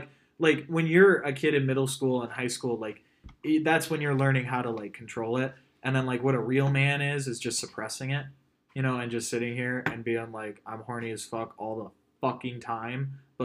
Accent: Midwest, United States; we were born and raised in the Midwest

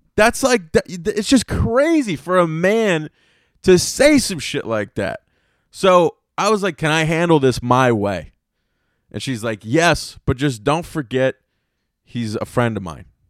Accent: Apex, North Carolina, United States; I grew up in Apex, North Carolina.

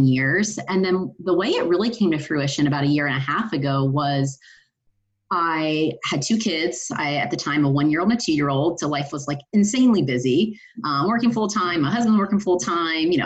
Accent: Ohio, United States; I grew up in Ohio

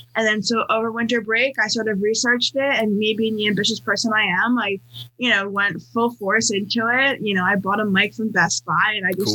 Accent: New York, United States; moved away as an adult; also born or lived in California; I am from New York, um, and then for college I moved to California

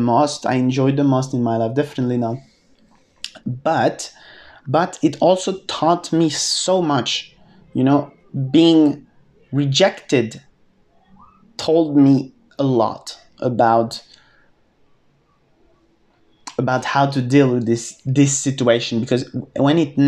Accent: France; moved away as an adult; also born or lived in United Kingdom / Australia; I lived in the UK, I lived in Australia, and then I came back to France

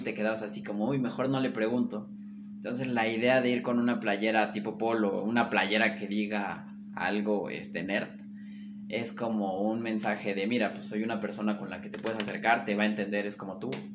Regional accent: Mexico; los mexicanos podemos hacer bien las cosas

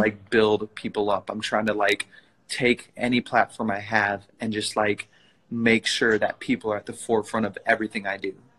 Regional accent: Princeton, Minnesota, United States; now in Minneapolis, United States; I grew up in Princeton, Minnesota, which is like about an hour north of Minneapolis, where, where I live now

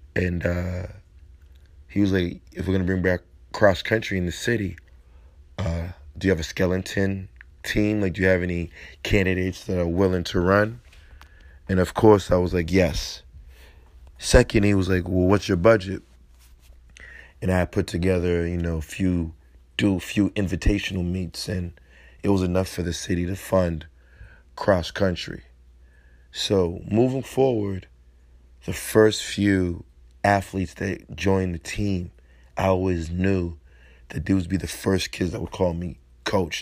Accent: Massachusetts, United States; Massachusetts, my home state

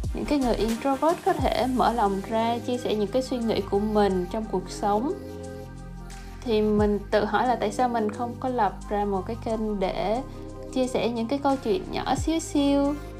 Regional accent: Vietnam; moved away as an adult; now in United States; Mình sinh ra và lớn lên ở Việt Nam. Mình đến Mỹ cũng được 4 năm rồi

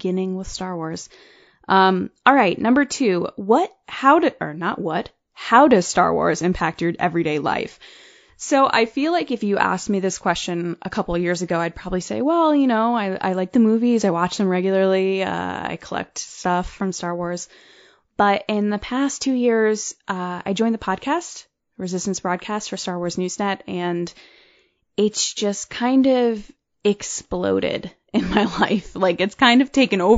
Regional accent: Connecticut, United States; I'm from Connecticut.

